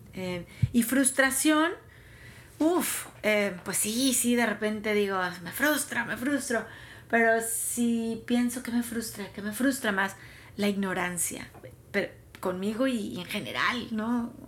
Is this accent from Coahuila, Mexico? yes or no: no; Tampico, Tamaulipas, Mexico; moved away as an adult; also born or lived in Mexico City / California; now in Dallas, United States; Tampico, que es mi, ciudad, que me vio nacer, que me vio crecer